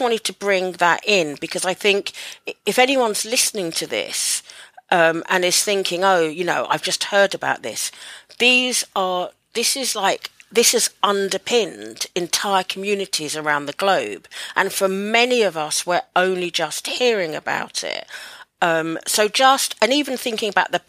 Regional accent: United Kingdom; I'm Black British, born in the UK. My mum's from Jamaica, my dad's from Barbados

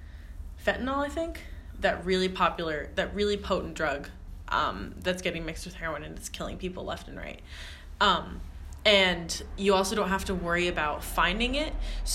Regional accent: Canada; I'm from Canada.

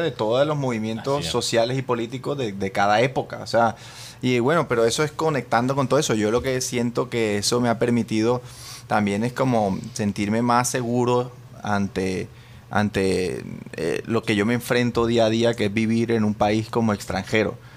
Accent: Colombia; also born or lived in New York; now in Spain

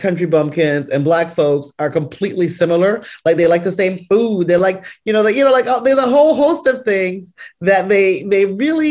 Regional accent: Canada; I was raised in Canada and I have a very North American idea about medicine

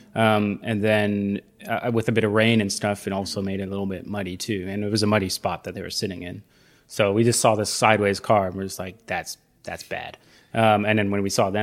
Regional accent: Canada; now in South Africa; I'm Canadian.

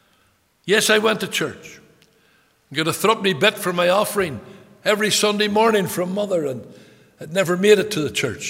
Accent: Belfast, Northern Ireland, United Kingdom; I was brought up, born in a place called Taggers Bay in Belfast

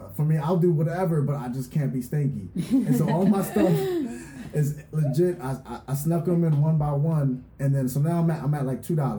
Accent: Philadelphia, Pennsylvania, United States; moved away as an adult; now in Orange County, United States; I'm from the East Coast, so I'm from Philadelphia

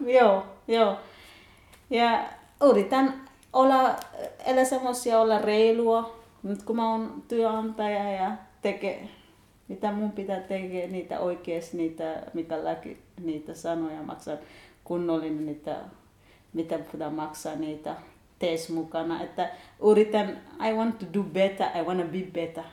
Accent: Kenya; Finnish is a second language; moved away as an adult; now in Kokkola, Finland; Mä oon 31-vuotias kenialainen nainen

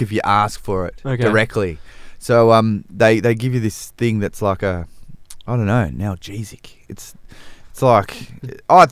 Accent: Australia; I'm Australian, mate. I'm not South African.

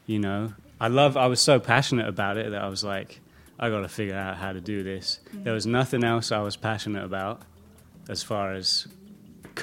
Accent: Somerset, South West England, United Kingdom; moved away as an adult; also born or lived in San Francisco, California, United States; now in Los Angeles, United States; used to move back and forth between the Bay Area and the countryside of the UK, Somerset. Like a year here, a year there, till I was maybe 10 or something. Mm-hmm. Stayed in England after that, then moved to LA 7 years ago now.

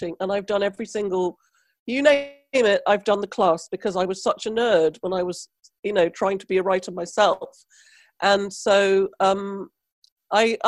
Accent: Trinidad & Tobago; now in United Kingdom; I come from the West Indies, Trinidad, where there's no art provision for nobody ever

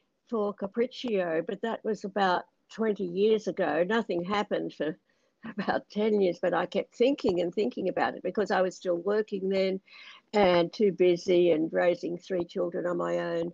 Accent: Australia; I ended up being born in Australia kind of by accident. So I'm proud to be Australian

